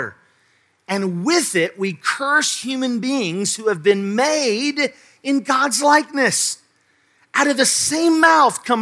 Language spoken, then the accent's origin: English; Charleston, United States; I moved back here to Charleston, my hometown, my home state